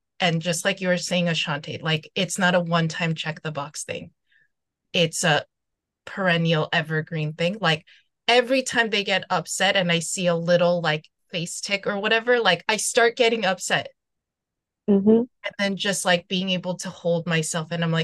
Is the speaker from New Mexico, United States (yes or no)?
no; New York City, New York, United States; moved away as an adult; also born or lived in Seoul, South Korea; now in Los Angeles, United States; I'm originally from Seoul, but then I grew up in New York City